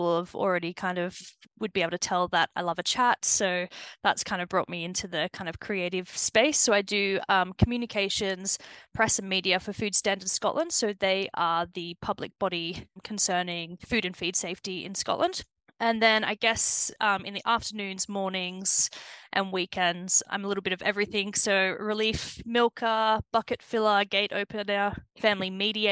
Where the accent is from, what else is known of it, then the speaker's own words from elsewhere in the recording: Rydal, New South Wales, Australia; accent: Antipodean; moved away as an adult; now in Aberdeenshire, United Kingdom; I am originally from central western New South Wales. So it's a very, very small town in the middle of nowhere.